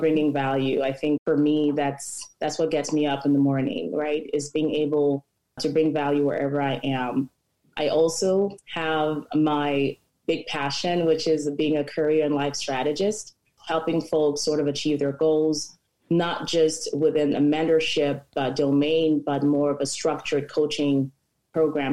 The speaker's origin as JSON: {"language": "English", "country": "Cameroon", "moved": "as an adult", "lives_now": "United States", "said": "I am also from Cameroon, been in the US as well about 18 years."}